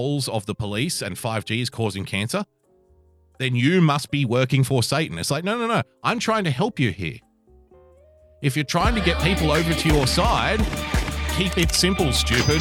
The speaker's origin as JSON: {"language": "English", "town": "Sydney", "region": "New South Wales", "country": "Australia", "said": "I'm from Sydney, so when I say hell, I say it"}